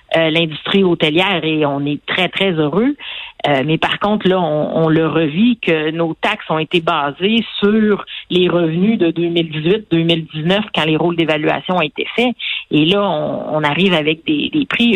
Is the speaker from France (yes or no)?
no; Quebec, Canada; en tant que Québécois